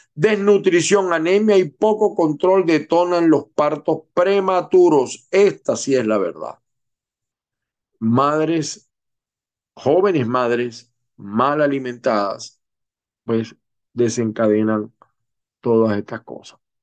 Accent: Zulia, Venezuela; los venezolanos, que, sobre todo los que venimos del Zulia

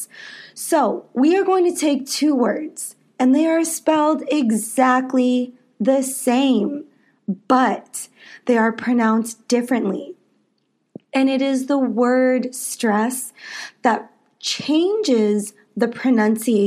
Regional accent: United States; I am an American English teacher

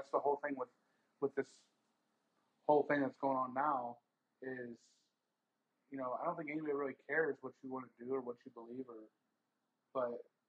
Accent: Indiana, United States; I was raised in Podunk, Indiana.

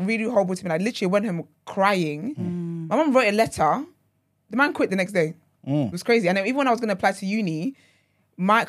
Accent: Nigeria; now in England, United Kingdom; I grew up in Nigeria and then I moved here

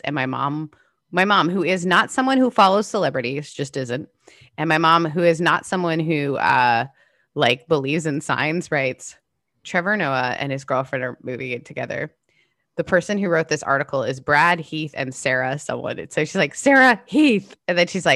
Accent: Canada; moved away; My house that I grew up in Canada was the coolest house

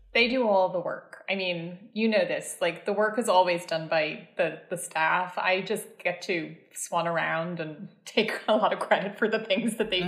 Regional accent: Dublin, Leinster, Ireland; moved away as an adult; also born or lived in Paris; now in New York, United States; I grew up in Dublin, which is a city

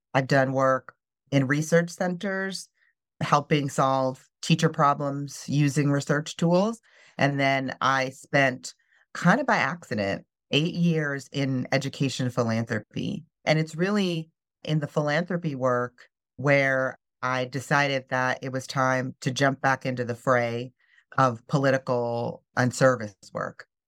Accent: Midwest, United States; moved away as an adult; also born or lived in North Carolina; I grew up in the Midwest

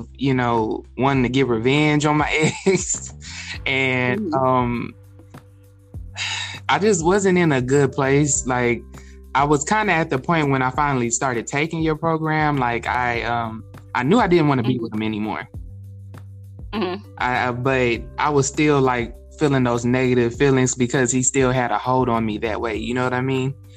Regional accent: Texas, United States; also born or lived in California; I was born in California, but I was raised in Texas. So basically, I'm from Texas

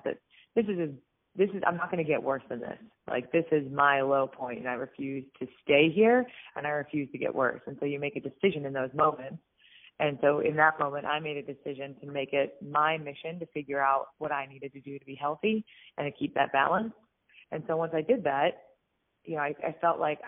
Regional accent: Pittsburgh, Pennsylvania, United States; I actually grew up in Pittsburgh, Pennsylvania, where I live now

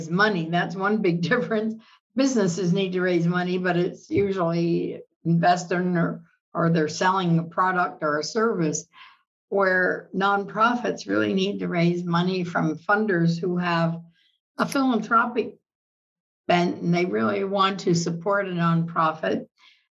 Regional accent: Reading, Pennsylvania, United States; moved away as an adult; now in Boulder City, United States; I am from Reading, Pennsylvania. Lived there all my life

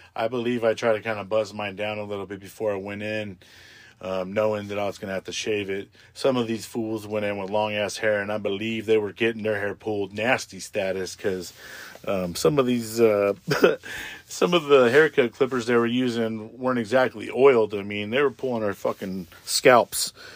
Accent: Tatchby, California, United States; also born or lived in Palmdale, California; when I grew up in Tatchby

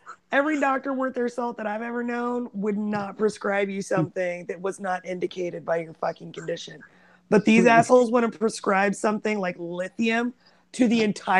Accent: Oregon, United States; growing up in Oregon

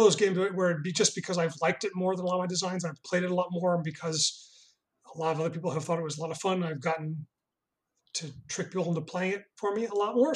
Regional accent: Connecticut, United States; I grew up in Connecticut

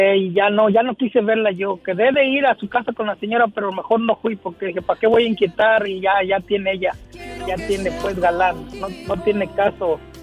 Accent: Ciudad Guzmán, Jalisco, Mexico; moved away as an adult; now in United States; Allí en Ciudad Guzmán, Jalisco, donde está mi pueblo

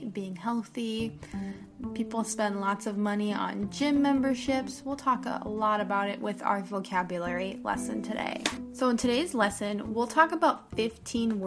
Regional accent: United States; I'm an American teacher

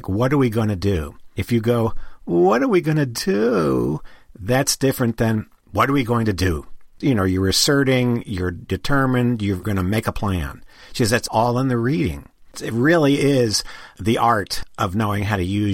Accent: Northeast, United States; moved away; I came from the Northeast.

